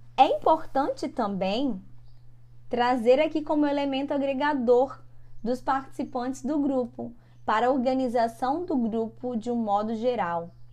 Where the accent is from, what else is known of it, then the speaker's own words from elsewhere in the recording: São Mateus or Conceição da Barra, Espírito Santo, Brazil; estão falando da minha cidade, minha cidade natal, no Espírito Santo